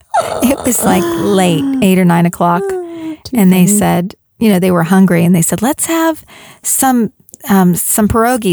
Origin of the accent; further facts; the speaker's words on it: Pittsburgh, Pennsylvania, United States; there's something about growing up in Pittsburgh.